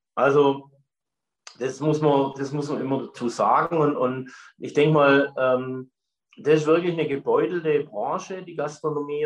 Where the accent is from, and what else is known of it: Stetten, Baden-Württemberg, Germany